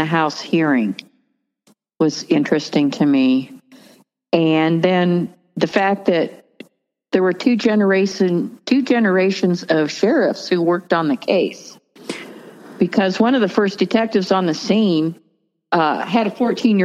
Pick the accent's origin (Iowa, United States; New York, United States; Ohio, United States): Ohio, United States; Barberton; moved away as an adult; also born or lived in Texas; now in northern Colorado, United States; I grew up in Barberton, graduated from Barberton High School